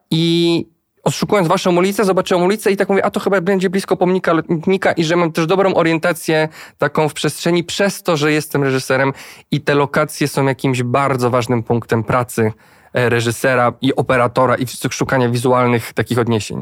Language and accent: Polish; Płock, Masovian Voivodeship, Poland; Ja jestem z Płocka, ja znam to miasto bardzo dobrze